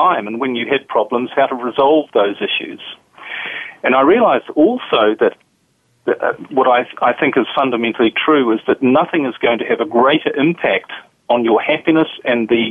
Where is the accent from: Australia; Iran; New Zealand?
New Zealand; now in Europe; As you can probably tell from my accent, I'm from a different part of the world. I'm from New Zealand originally. But I currently live in Europe